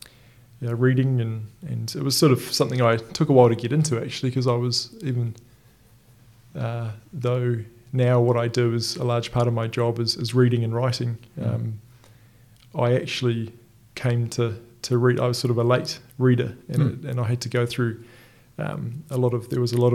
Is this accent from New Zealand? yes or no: yes; Auckland, New Zealand; moved away as an adult; also born or lived in Dublin / Sydney; now in Christchurch, New Zealand; I'm from Auckland originally